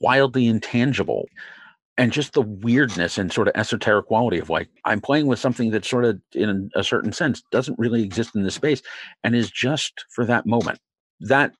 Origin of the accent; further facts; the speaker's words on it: Philadelphia, Pennsylvania, United States; I grew up in Philly